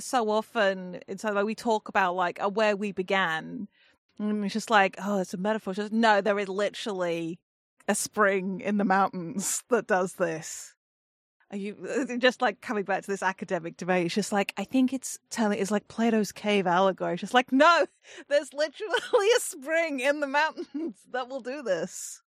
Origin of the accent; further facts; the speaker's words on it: England, United Kingdom; I mean, I am English, so I am like probably 70% water-based creature at this point. Tiny, shitty little island that we are.